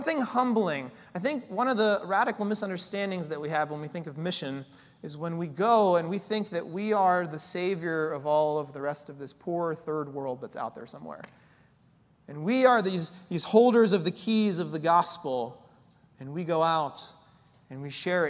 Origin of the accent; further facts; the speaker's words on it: United States; we're Americans, because we're from America